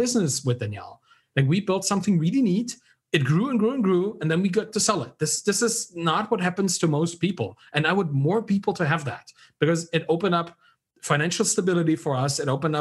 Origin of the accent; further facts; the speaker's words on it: Germany; I was raised in Germany, I was educated in Germany